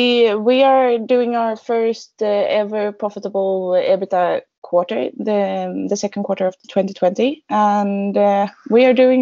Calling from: Gothenburg, Västra Götaland, Sweden; I'm joining from Gothenburg, where we have our headquarters.

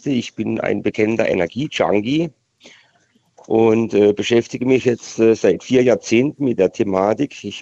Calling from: Baden-Württemberg, Germany; Ich komme hier aus Südbaden und verfolge gerade eure Sendung

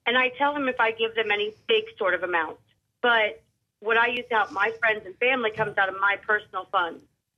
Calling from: Charleston, United States

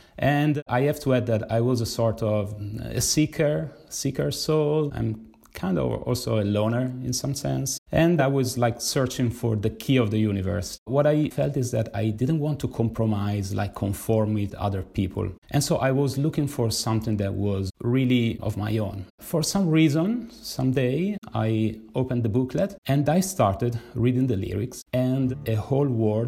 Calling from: Milan, Lombardy, Italy; I'm speaking from Milan, Italy.

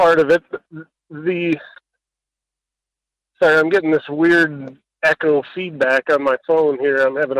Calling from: Homer, Alaska, United States; I'm calling from Homer.

